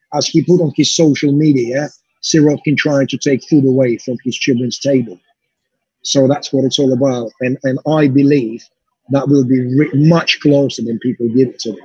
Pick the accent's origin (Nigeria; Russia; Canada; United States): Russia; now in United Kingdom; I'm a British promoter, Russian Russian British promoter based in the UK, doing shows in Belarus